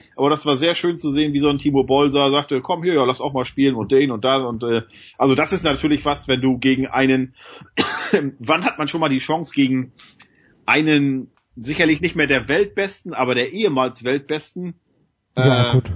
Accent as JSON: {"language": "German", "town": "Lübeck", "region": "Schleswig-Holstein", "country": "Germany", "said": "ich komme ja hier aus Großraum Lübeck, Bad Oldesloe"}